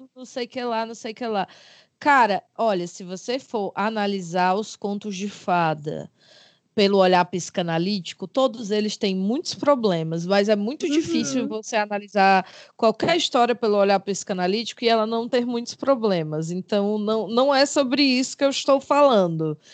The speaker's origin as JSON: {"language": "Portuguese", "town": "Fortaleza", "region": "Ceará", "country": "Brazil", "said": "Sou de Fortaleza, como vocês sabem, uma, uma grande capital aqui neste, neste Brasil varonil"}